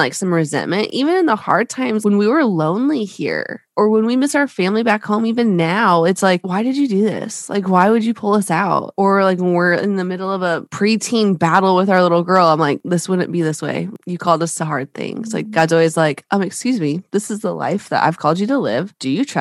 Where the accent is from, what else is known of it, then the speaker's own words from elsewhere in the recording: Alaska, United States; moved away as an adult; now in New Braunfels, United States; We were born and raised in Alaska, my husband and I both